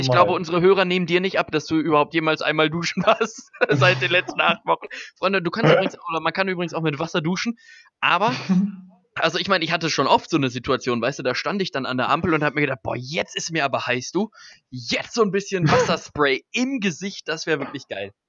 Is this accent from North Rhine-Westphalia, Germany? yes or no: yes; Birlinghofen, North Rhine-Westphalia, Germany; ich komme ja äh, eigentlich aus Birlinghofen